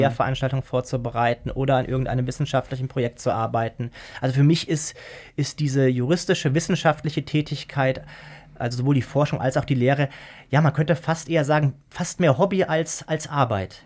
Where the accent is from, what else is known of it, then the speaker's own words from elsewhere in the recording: Germany; also born or lived in Austria; Man wird als Deutscher in Österreich sofort als Deutscher entlarvt.